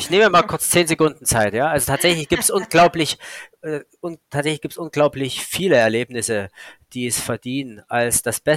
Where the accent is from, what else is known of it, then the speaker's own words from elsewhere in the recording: Saxony, Germany; Ich war damals in der Dresdner Gegend, weil es halt meine Heimat ist